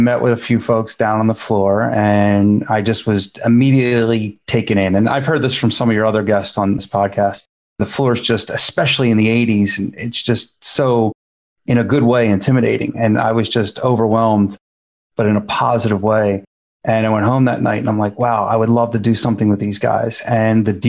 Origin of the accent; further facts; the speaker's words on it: Philadelphia, Pennsylvania, United States; I grew up in Philadelphia in just sort of a middle-class average neighborhood